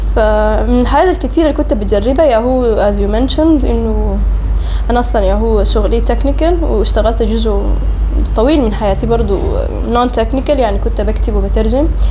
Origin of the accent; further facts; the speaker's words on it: Sudan; also born or lived in Oman; اتولدت في سلطنة عمان وقعدت هناك لغاية ألفين وحداشر تقريبا لكن كنت يا هو بجي للمدرسة وللجامعة هنا في السودان